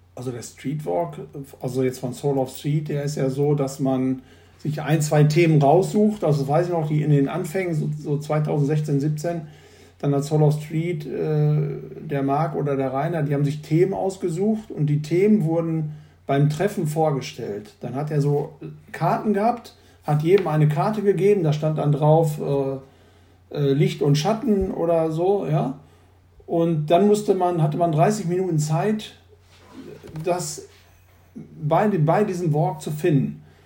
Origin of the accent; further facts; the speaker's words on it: the Ruhr, North Rhine-Westphalia, Germany; ich bin äh, in Nordrhein-Westfalen geboren und äh, im Pott. Und äh, den liebe ich auch.